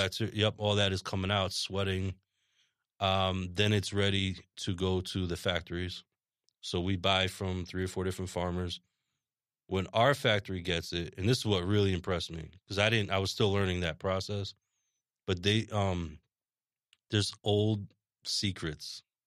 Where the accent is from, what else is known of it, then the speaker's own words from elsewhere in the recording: Rye, New York, United States; moved away; also born or lived in Massachusetts; I grew up right outside in Rye, Westchester